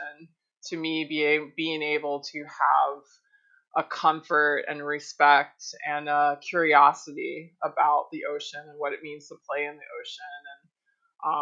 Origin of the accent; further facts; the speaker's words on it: Florida, United States; moved away as an adult; also born or lived in Miami, Florida / Gulf Coast, Florida; now in Hawaii, United States; I do live here in Hawaii, but I was born and raised in Florida, born in Miami, grew up on the Gulf Coast.